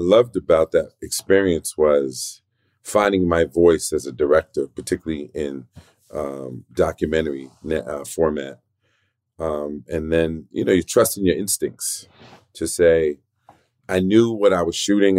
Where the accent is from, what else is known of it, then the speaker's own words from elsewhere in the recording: New York City, New York, United States; also born or lived in South Bronx; I was born in the South Bronx, raised in Spanish Harlem